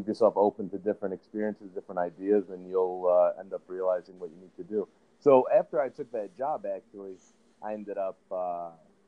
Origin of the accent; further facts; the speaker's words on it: Chicago, Illinois, United States; born and raised in Chicago, you know, went to school in the West Loop pretty much through high school and undergrad